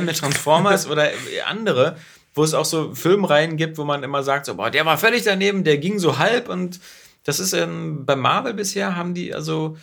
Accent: Berlin, Germany; wir sind ja beide Berliner

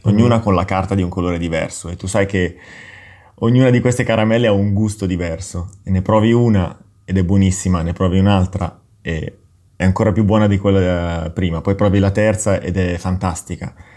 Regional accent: Milan, Lombardy, Italy; sono nato a Milano e in una famiglia, sono cresciuto in una famiglia completamente monolingue.

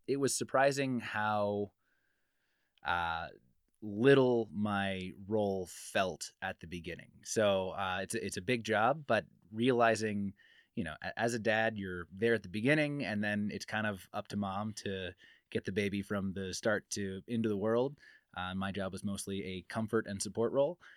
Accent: Midwest, United States; moved away as an adult; now in Reno, United States; I'm from the Midwest, but we moved here not too long ago

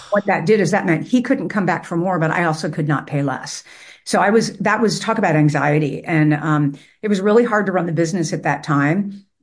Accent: Cincinnati, Ohio, United States; my hometown

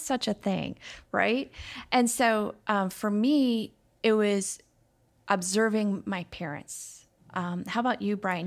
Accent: Chicago, Illinois, United States; now in Minnesota, United States; I grew up in Chicago

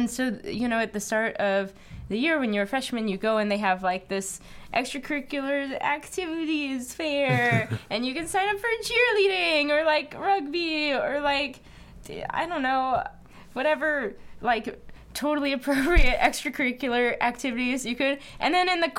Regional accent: New Jersey, United States; moved away as an adult; also born or lived in Massachusetts; now in Brooklyn, United States; I was from New Jersey

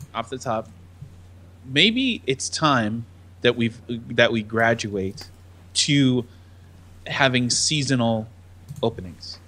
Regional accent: United States; I'm an American

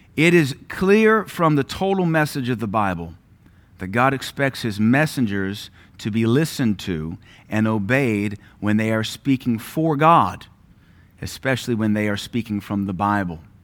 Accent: Louisiana, United States; moved away; also born or lived in Knoxville, Tennessee; we're from Louisiana

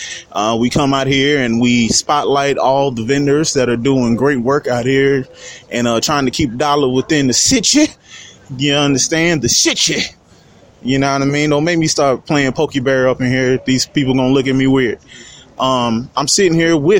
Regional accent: Louisiana, United States; I'm from Louisiana

